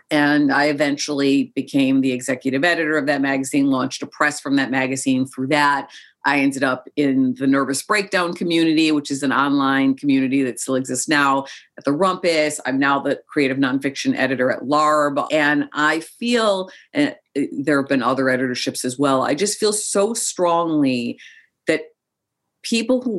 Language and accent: English; Chicago, Illinois, United States; born or raised there; also born or lived in Joshua Tree, California